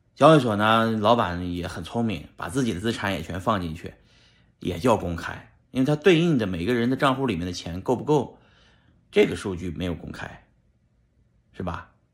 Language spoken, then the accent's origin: Chinese; Shanxi, China; moved away; 在我们老家山西